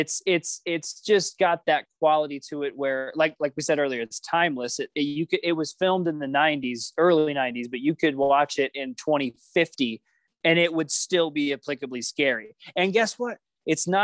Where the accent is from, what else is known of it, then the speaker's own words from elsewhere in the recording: the South, United States; growing up in the South and Assemblies of God church until I was 13